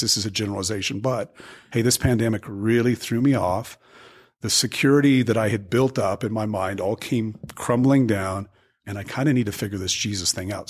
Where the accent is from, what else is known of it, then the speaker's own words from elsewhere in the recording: Albuquerque, New Mexico, United States; also born or lived in Dallas, Texas / Seattle, Washington; came back home to my hometown of Albuquerque, New Mexico